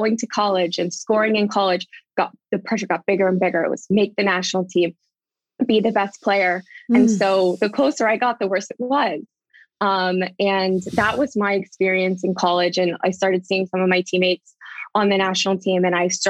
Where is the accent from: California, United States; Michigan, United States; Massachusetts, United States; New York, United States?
California, United States; Southern; I grew up in Southern California